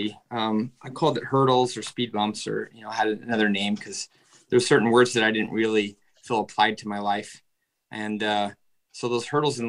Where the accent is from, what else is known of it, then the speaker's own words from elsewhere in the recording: Farmington, Utah, United States; I grew up in Utah. I was in Farmington, Utah till I was 11.